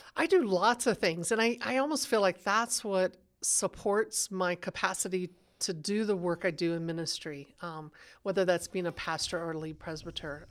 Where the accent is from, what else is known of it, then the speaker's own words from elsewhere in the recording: Texas, United States; now in Denver, United States; I grew up in Texas where the culture was conservative